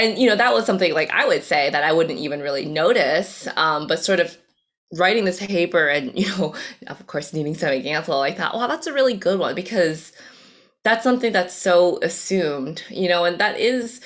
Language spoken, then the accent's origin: English; United States; first language Cantonese; English is a second language; I was born here in the States, but English was actually technically my second language, so I was in the ESL program for a few years.